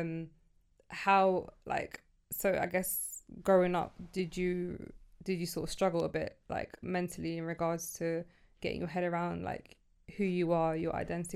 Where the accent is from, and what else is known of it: United Kingdom; born or raised there; also born or lived in Sudan / Egypt